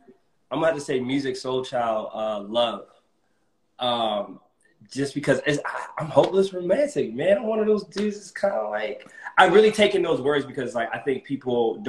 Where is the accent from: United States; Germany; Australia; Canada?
Germany; born there; I was born in Germany, so I would love to, you know, check that out again, and check out Japan.